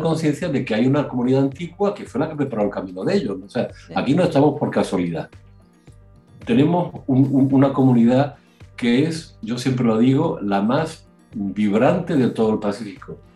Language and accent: Spanish; Spain; moved away as an adult; now in Sydney, Australia; somos todos españoles